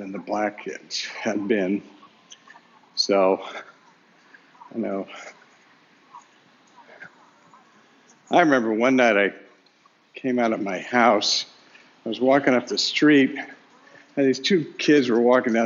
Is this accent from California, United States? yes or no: yes; Sacramento, California, United States; also born or lived in Berkeley; I was going to McClatchy High School in Sacramento